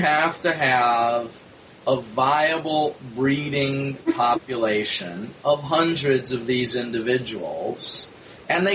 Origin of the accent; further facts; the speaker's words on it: Midwest, United States; now in New York, United States; I'm now in New York, but I grew up in the Midwest.